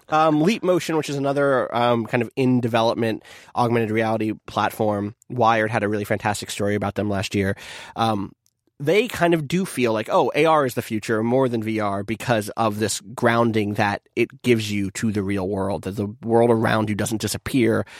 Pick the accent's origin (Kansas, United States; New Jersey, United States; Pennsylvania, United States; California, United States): New Jersey, United States; I was from South Jersey, which meant I was a Philly fan